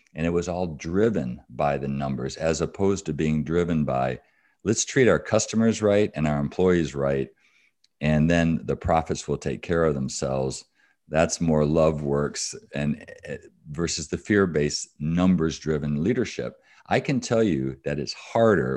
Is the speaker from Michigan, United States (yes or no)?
yes; Battle Creek, Michigan, United States; I grew up in Battle Creek, Michigan, so I'm a Michigander.